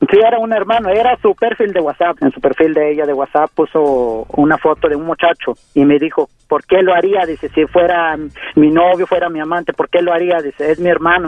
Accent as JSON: {"language": "Spanish", "region": "Mexico City", "country": "Mexico", "tie": "born or raised there", "also_born_or_lived": "Oaxaca", "said": "yo soy de Oaxaca, pero eh, todo el tiempo me la he pasado en la Ciudad de México, en Ciudad de México crecí más que nada"}